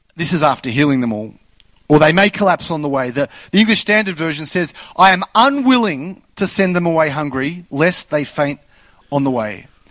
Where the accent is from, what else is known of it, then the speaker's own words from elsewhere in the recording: Australia; I'm Australian